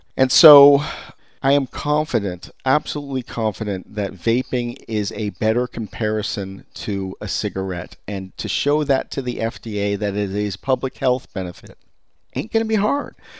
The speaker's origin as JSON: {"language": "English", "area": "Silicon Valley", "region": "California", "country": "United States", "tie": "born or raised there", "said": "I was born and raised in Silicon Valley"}